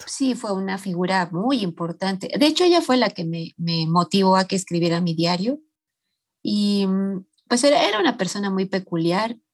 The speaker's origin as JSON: {"language": "Spanish", "region": "Mexico City", "country": "Mexico", "tie": "born or raised there", "said": "yo nací aquí en la Ciudad de México. Em, eh, nací en un barrio muy popular, que la colonia se llama Ramos Millán"}